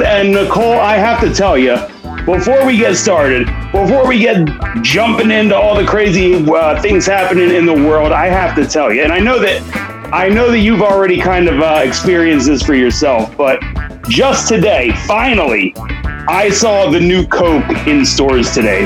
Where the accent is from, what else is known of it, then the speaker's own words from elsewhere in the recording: Philadelphia, Pennsylvania, United States; accent: Philly; my regular Philly accent